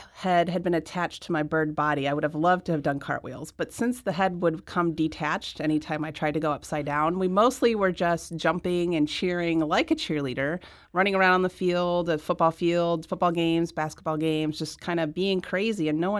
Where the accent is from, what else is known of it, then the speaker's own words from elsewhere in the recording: Midwest, United States; And I was really excited as a Midwesterner to see another Midwesterner come to D.C.